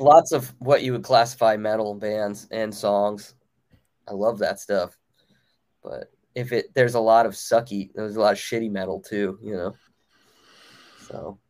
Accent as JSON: {"language": "English", "town": "Baltimore", "region": "Maryland", "country": "United States", "tie": "born or raised there", "said": "my hometown of Baltimore, Maryland"}